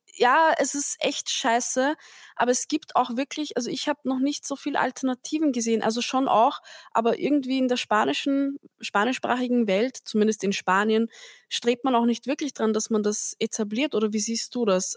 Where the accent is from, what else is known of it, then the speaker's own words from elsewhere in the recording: Austria; now in Vienna, Austria; Aber ich bin am Land aufgewachsen, also wirklich so Dorf, Dorf